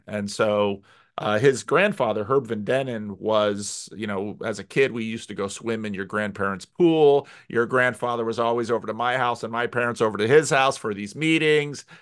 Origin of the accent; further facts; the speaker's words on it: United States; As an American pastor